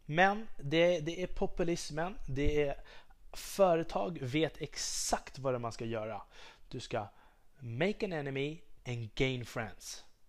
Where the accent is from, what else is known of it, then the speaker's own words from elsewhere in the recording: Sweden; jag är svensk, jag är patriot